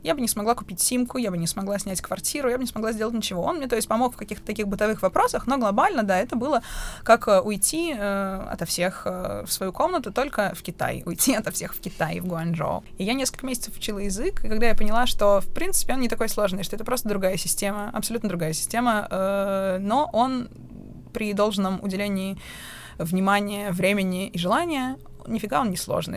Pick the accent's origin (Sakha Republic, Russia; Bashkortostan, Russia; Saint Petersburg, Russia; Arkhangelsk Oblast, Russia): Bashkortostan, Russia; also born or lived in Tel Aviv; now in Moscow, Russia; тот небольшой городок, где я родилась, в Башкирии